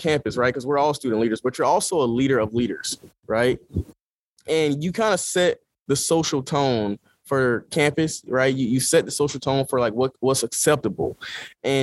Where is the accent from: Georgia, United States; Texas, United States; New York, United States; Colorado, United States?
Georgia, United States; moved away as an adult; now in Los Angeles, United States; I'm from Georgia. I'm from the South